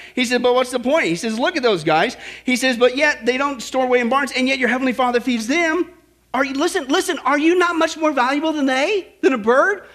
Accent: Kansas, United States; I grew up in Kansas.

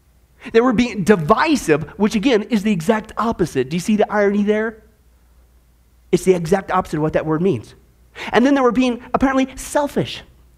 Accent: Midwest, United States; I grew up in the Midwest.

